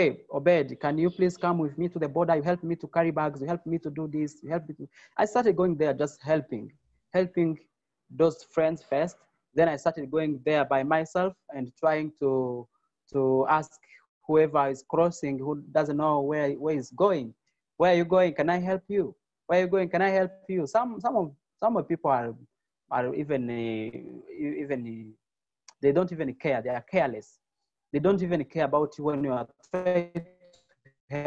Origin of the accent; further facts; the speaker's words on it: Virunga, North Kivu, DR Congo; English is a second language; moved away; I'm from Virunga. I came here as a refugee